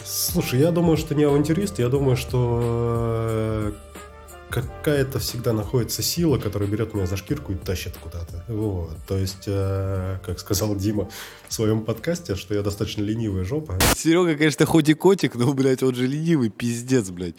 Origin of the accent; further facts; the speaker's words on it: Moscow, Russia; Я москвич, отец мой, э, тоже родился в Москве, дед родился в Подмосковье